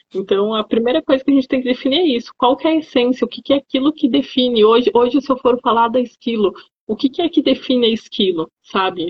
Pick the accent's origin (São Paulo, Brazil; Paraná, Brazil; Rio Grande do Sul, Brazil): Rio Grande do Sul, Brazil; eu sou gaúcha, então era lá no Rio Grande do Sul